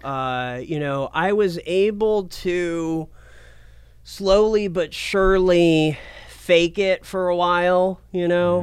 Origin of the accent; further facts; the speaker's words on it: Portland, Oregon, United States; moved away as an adult; also born or lived in Asheville, North Carolina / New Mexico / Medford, Oregon; Born in North Carolina, but raised in Portland